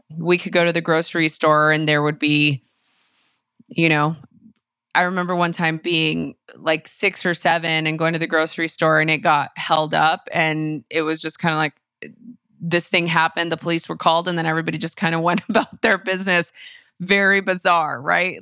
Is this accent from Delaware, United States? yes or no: no; Los Angeles, California, United States; I grew up in East Los Angeles in the early nineties